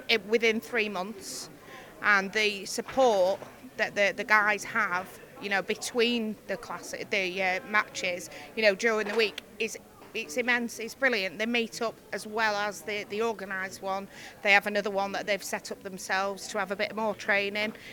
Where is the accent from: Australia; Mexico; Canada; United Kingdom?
United Kingdom; Preston, North West England